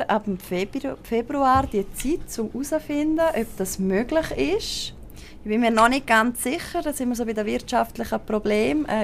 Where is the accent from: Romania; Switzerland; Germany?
Switzerland; Graubünden; Ähm, also man hört es ja sehr gut. Also ich komme aus Graubünden.